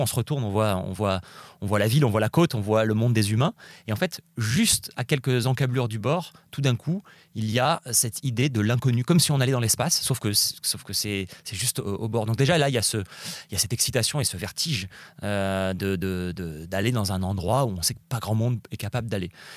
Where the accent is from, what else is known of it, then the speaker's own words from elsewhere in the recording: Nice, Provence-Alpes-Côte d'Azur, France; j'habite à Nice, je suis né à Nice, j'ai grandi là-bas